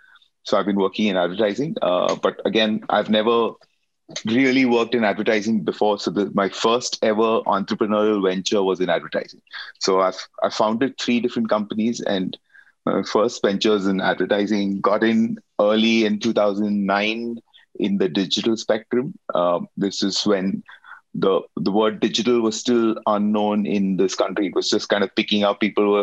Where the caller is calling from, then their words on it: Mumbai, Maharashtra, India; I'm signing in from Bombay in India.